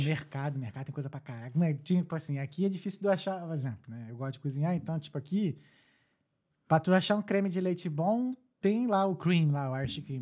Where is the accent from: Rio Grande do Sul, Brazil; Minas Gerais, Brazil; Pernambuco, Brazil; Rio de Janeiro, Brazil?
Rio de Janeiro, Brazil; now in Dublin, Ireland; sou do Rio, sou, só não moro mais aqui muito tempo, mas assim, eu sou do Rio, sou de Jacarepaguá